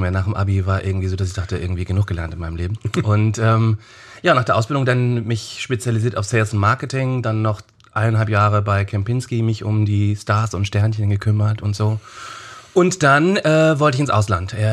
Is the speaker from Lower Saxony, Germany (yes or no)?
no; Hamburg, Germany; born there; äh, gebürtig Hamburg.